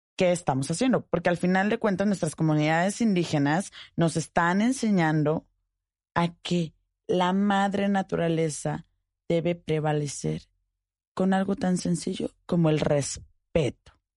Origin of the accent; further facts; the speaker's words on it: Mexico; Quienes somos mexicanos